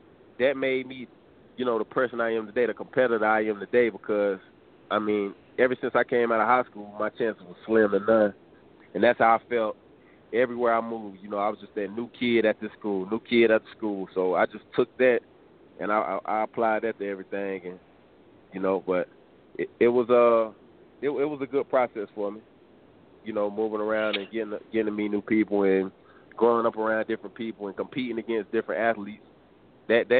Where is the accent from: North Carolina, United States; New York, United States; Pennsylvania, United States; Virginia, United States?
North Carolina, United States; Shelby; also born or lived in Gastonia, North Carolina; I was born in Shelby.